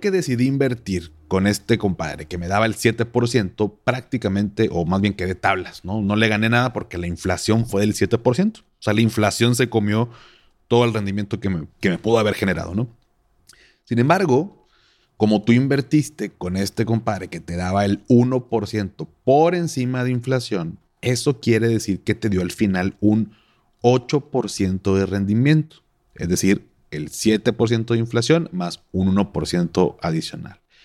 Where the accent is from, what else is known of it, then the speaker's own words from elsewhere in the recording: Monterrey, Nuevo León, Mexico; así somos los regios